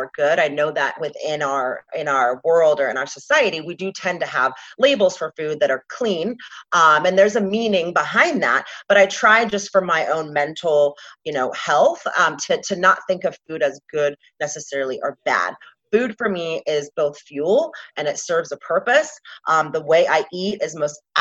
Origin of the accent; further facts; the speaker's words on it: Atlanta, Georgia, United States; moved away as an adult; also born or lived in Washington State; now in Scottsdale, United States; I grew up in the South in Atlanta, Georgia